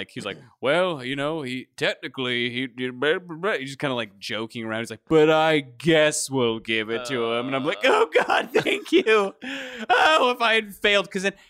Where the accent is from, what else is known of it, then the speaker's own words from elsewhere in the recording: Kentucky, United States; I grew up in Kentucky